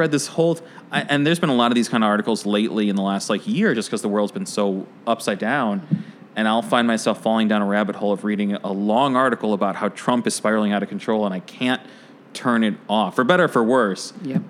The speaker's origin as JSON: {"language": "English", "town": "Oak Park", "region": "Illinois", "country": "United States", "tie": "born or raised there", "said": "I grew up in Oak Park."}